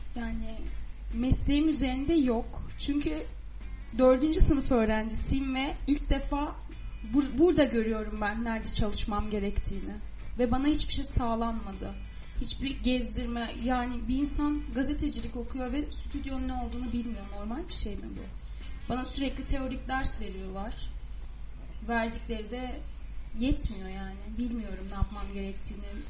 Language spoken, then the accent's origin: Turkish; Adana, Turkey